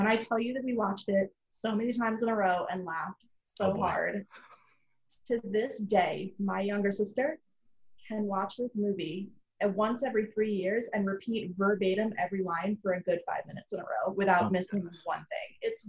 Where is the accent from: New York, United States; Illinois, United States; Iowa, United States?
New York, United States; I'm from New York